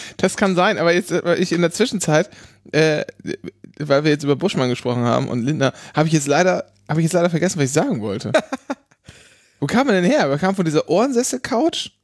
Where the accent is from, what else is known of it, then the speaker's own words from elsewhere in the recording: Northern Germany, Germany; wenn man als Kind in Norddeutschland aufwächst